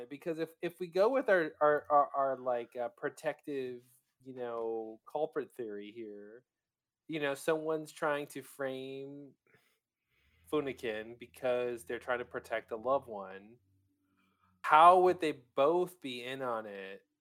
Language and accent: English; United Kingdom; like, well, we're British, so we use surnames